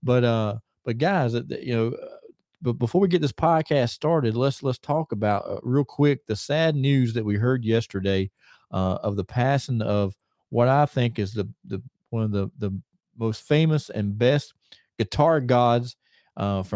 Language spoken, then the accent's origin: English; Mooresville, North Carolina, United States; We're coming to you from here in my hometown of Mooresville, North Carolina